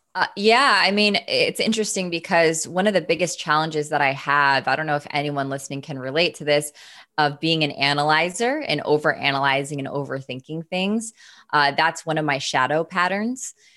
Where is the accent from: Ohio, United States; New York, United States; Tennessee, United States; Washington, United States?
Washington, United States; Seattle; moved away as an adult; also born or lived in San Diego; I'm from Seattle.